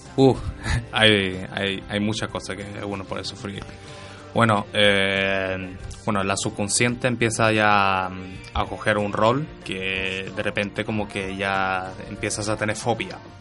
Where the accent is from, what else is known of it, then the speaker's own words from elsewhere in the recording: Sweden; now in Spain; yo soy nacido en Suecia